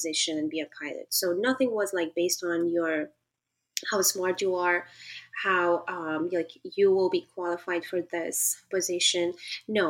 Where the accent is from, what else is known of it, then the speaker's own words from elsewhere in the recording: Afghanistan; moved away; also born or lived in Pakistan; since I grew up and in Pakistan in a refugee camp, coming back to Afghanistan under the Taliban regime